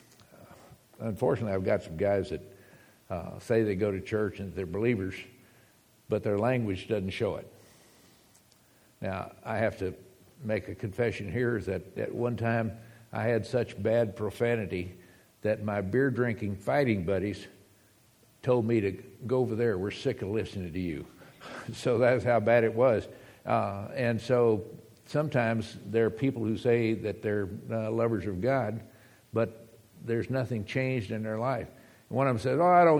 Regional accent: United States; moved away; also born or lived in Texas / Arizona; we're from Texas and from Arizona

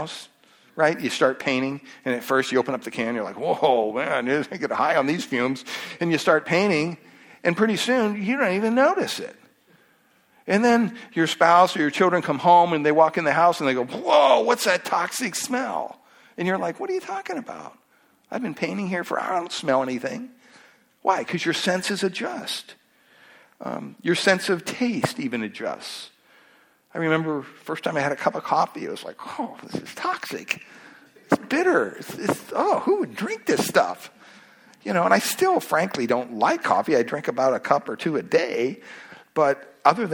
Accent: Pennsylvania, United States; moved away; Growing up in Pennsylvania, at the home there, we had about 60 acres behind our house

